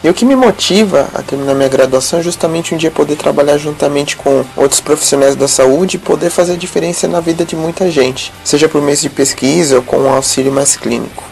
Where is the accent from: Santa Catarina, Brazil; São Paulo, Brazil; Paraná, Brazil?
São Paulo, Brazil; Guarulhos; sou de Guarulhos, São Paulo